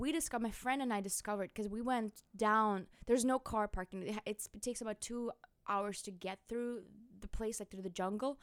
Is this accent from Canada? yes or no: no; Magadan, Magadan Oblast, Russia; English is a second language; now in United States; I was born in northeast of Siberia, beyond the world, where the snows cover our bodies and faces and everything.